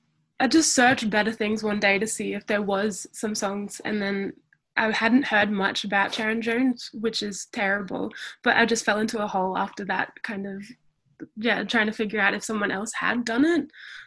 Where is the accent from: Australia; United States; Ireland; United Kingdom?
Australia; Townsville, Queensland; moved away as an adult; now in Melbourne, Australia; I'm from Townsville up in North Queensland. So I'm a proud Aboriginal and Torres Strait Islander woman, and I moved to Melbourne, Kulin Nations land, 2 years ago.